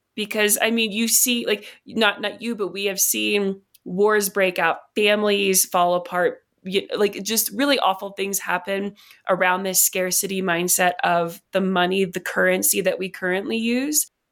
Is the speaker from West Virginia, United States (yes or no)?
yes; West Virginia, United States; I grew up in West Virginia, and so there was a lot of, um, it's one of the poorest states in the country